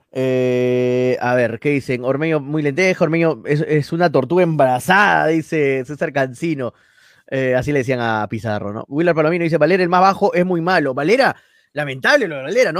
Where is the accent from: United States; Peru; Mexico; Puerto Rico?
Peru; yo como peruano